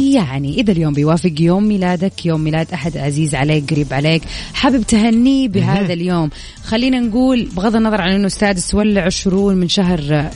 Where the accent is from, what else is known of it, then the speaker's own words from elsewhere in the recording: Jeddah, Makkah Province, Saudi Arabia; عندنا في جدة